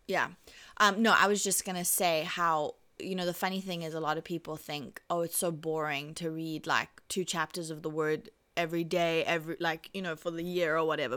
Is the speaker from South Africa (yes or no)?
yes; South Africa; I'm South African